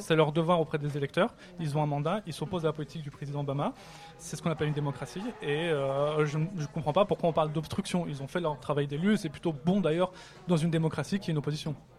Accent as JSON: {"language": "French", "country": "France", "said": "En tant que Français"}